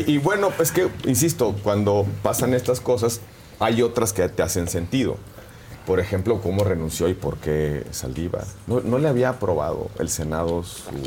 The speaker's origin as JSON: {"language": "Spanish", "country": "Mexico", "said": "como mexicano"}